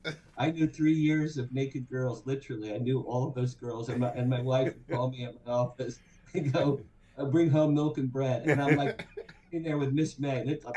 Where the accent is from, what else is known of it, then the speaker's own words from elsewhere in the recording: Asbury Park, New Jersey, United States; moved away as an adult; also born or lived in Boston / Hollywood; So, the quick story is I grew up just outside Asbury Park, New Jersey, and I was a rock and roller from the age of 10.